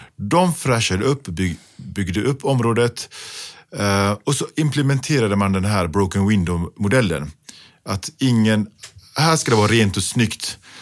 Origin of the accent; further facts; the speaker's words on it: Gothenburg, Västra Götaland, Sweden; När jag växte upp i Biskopsgården